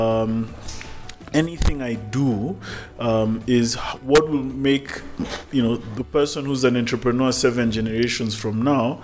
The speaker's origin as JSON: {"language": "English", "country": "Kenya", "said": "Kenyans are lucky because we sit in a country that has, you know, a great constitution"}